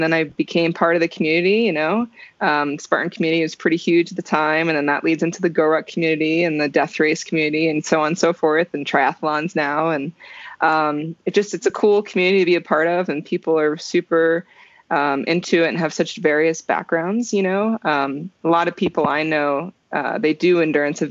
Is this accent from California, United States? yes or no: no; New Jersey, United States; now in Colorado, United States; So originally I'm from New Jersey.